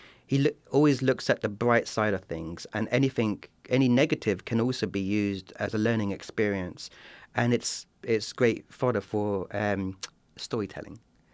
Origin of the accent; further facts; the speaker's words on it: Eastbourne, South East England, United Kingdom; I was the first non-white person born in my hometown in southern England, in Eastbourne, a small town of about 80,000 people.